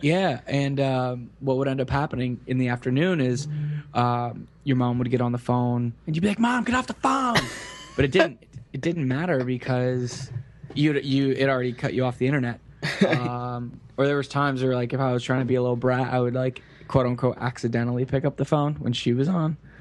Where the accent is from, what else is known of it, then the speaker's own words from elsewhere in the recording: Kissimmee, Florida, United States; I grew up in Central Florida, um, in a town city, I guess, called Kissimmee